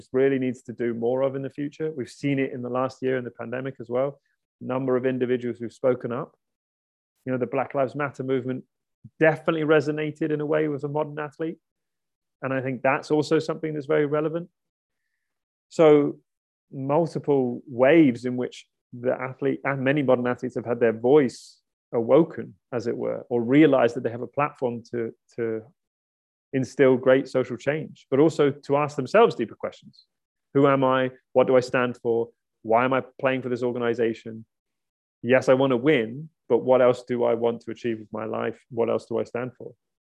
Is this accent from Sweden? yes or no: no; outside Brighton, South East England, United Kingdom; I was born outside Brighton